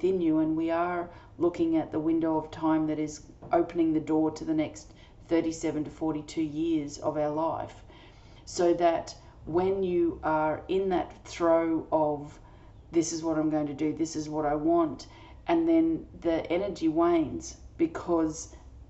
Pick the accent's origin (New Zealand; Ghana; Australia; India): Australia; I'm an Australian energy healer